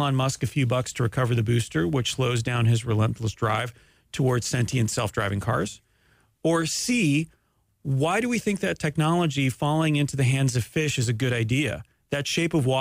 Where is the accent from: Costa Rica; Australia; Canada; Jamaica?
Canada; I'm Canadian